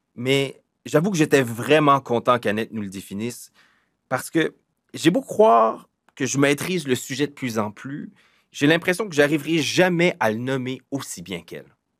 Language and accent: French; Moncton, New Brunswick, Canada; je suis originaire de Moncton, je suis originaire du Sud-Est